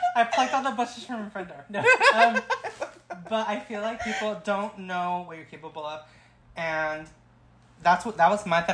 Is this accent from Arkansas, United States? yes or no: no; Oxnard, California, United States; like most ghetto Oxnard girls